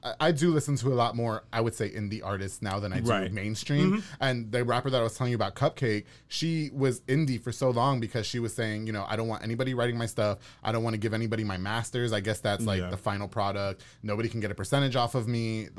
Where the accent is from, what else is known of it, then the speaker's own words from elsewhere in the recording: New York, United States; I'm from New York.